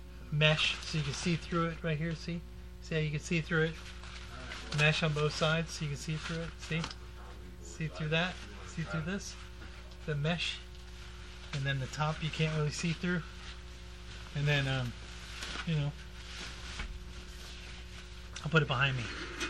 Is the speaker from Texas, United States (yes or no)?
yes; Texas, United States; They don't actually call it the cowboy pizza, but I grew up in Texas. It was called the cowboy down there, and some places called the cowboy.